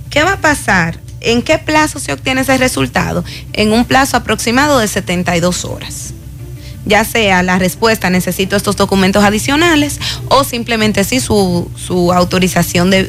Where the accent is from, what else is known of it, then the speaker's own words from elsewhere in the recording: Dominican Republic; Es decir, voy porque resulta que solicité como dominicano